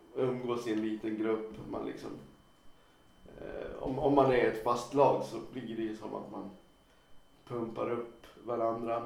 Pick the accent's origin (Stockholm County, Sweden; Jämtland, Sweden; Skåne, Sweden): Jämtland, Sweden; Östersund; also born or lived in Sundsvall; jag är från Östersund ursprungligen